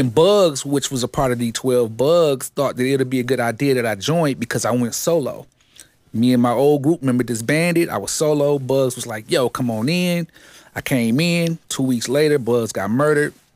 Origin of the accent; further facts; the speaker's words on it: Detroit, Michigan, United States; I grew up, uh, west side of Seven Mile, man. Uh, Seven Mile and Living Noise is my stumping grounds. Detroit, Michigan